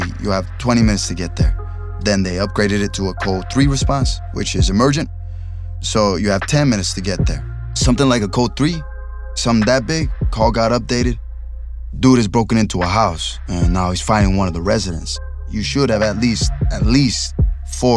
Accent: Los Angeles, California, United States; I grew up in East LA. I grew up around gangsters

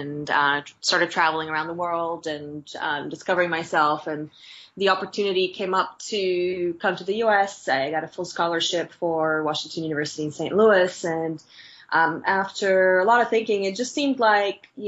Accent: Bulgaria; moved away as an adult; now in United States; I was born in Bulgaria and raised there

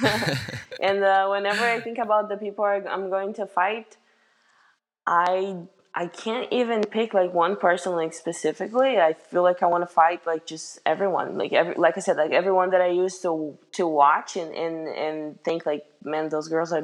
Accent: Brazil; moved away as an adult; now in United States; I had some friends like from my hometown, actually, back in Brazil

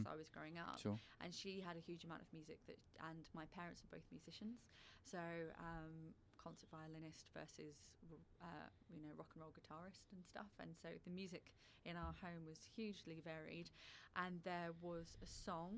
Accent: United Kingdom; now in Australia; as a British person

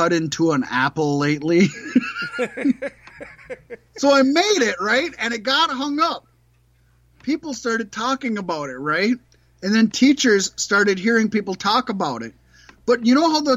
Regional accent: Lower Sioux Reservation, Minnesota, United States; I was raised on the Lower Sioux Reservation, Mattawakton

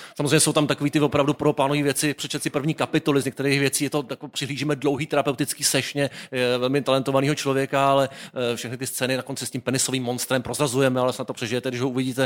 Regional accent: Prague, Czechia; born or raised there

